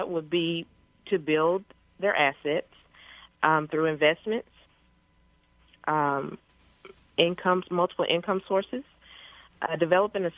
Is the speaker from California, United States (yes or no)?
no; Paris, Texas, United States; I grew up in Paris, Texas, which is a little small town in northeast Texas